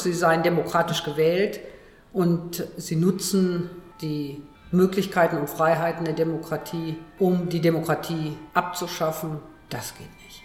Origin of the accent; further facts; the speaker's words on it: Cologne, North Rhine-Westphalia, Germany; ich bin ja gebürtige Kölnerin